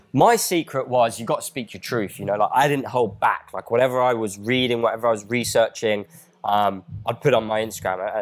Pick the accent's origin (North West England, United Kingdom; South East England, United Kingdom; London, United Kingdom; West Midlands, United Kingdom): South East England, United Kingdom; Crawley; where I grew up in Crawley